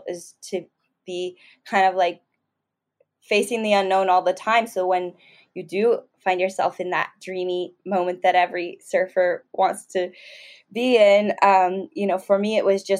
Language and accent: English; Southern California, United States; growing up in Southern California